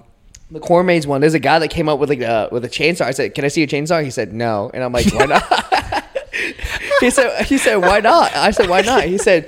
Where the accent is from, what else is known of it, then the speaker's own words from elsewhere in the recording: Raleigh, North Carolina, United States; now in Charlotte, United States; I grew up in Raleigh